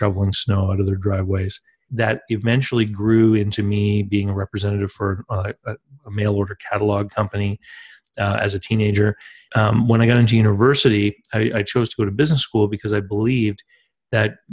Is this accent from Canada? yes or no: yes; East Coast of Canada, Canada; I'm from the East Coast of Canada, and I grew up here near two different coastlines, actually